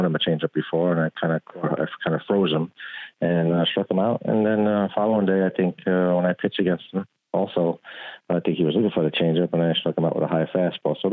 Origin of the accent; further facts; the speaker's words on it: New York, United States; born and raised in New York